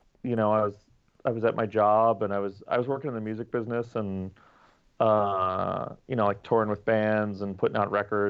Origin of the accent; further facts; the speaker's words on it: New York, United States; I was born in New York, lived here my whole life